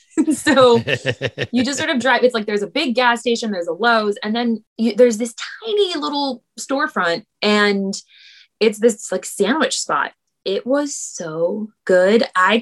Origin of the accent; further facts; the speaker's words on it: California, United States; now in New York City, United States; And I'm from California.